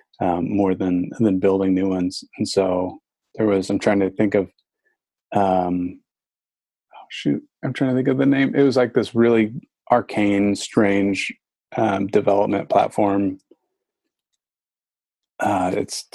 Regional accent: Glen Ellyn, Illinois, United States; moved away as an adult; also born or lived in Seattle; I grew up in Chicago, in the suburbs, out west, in Glen Ellen

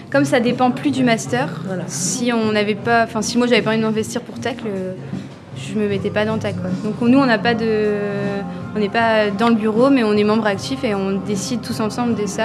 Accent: Hauts-de-France, France; Moi je viens du Pas-de-Calais.

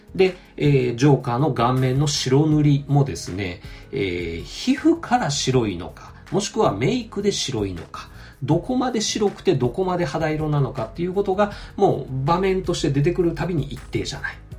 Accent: Aichi, Japan; 我が地元愛知県

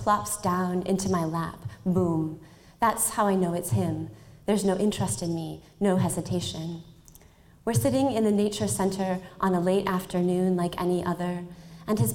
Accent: Minneapolis–Saint Paul, Minnesota, United States; moved away as an adult; also born or lived in Los Angeles, California; I grew up in the Twin Cities, and I grew up riding my bike in the summers

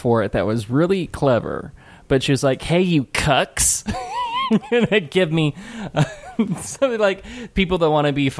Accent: Ireland; I am Irish.

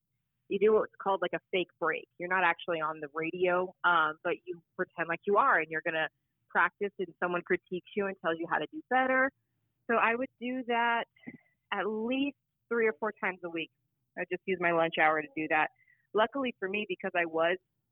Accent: Phoenix, Arizona, United States; I'm from Phoenix. I'm born and raised here

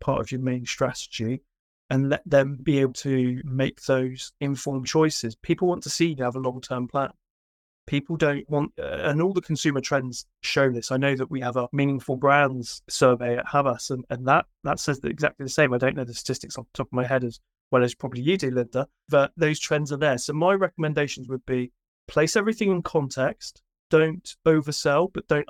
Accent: United Kingdom; not being American, being British

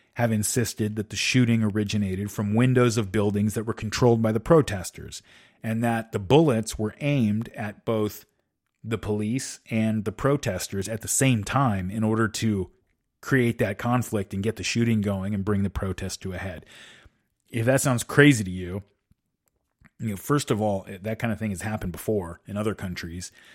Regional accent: United States; I am an American.

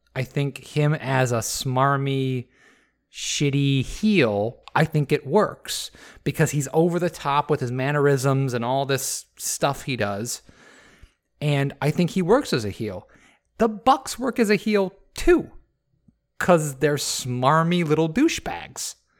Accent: Michigan, United States; I'm from Michigan.

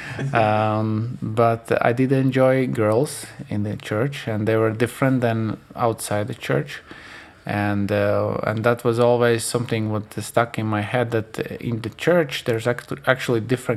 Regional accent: Latvia; we still grow up there. So just so you know, we haven't moved anywhere else

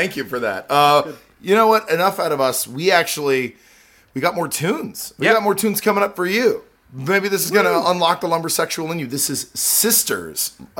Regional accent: Pacific Northwest, United States; I grew up in the Pacific Northwest

